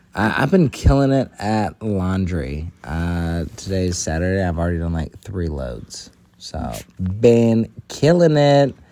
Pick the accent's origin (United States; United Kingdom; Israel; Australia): United States; I'm an American